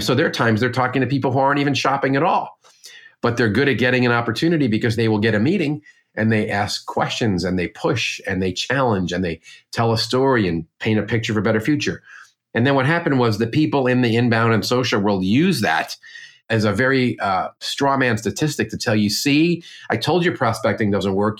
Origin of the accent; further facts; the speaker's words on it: Northeast, United States; I'm from the Northeast, like you